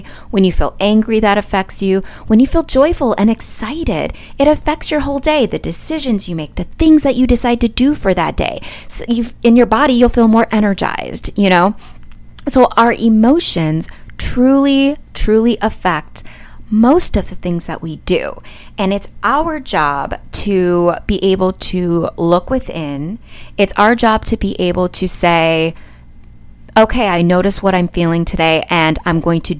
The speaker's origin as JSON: {"language": "English", "region": "Midwest", "country": "United States", "also_born_or_lived": "all over", "said": "I'm from the Midwest, you guys. It's pop in the Midwest. And then I've lived all over."}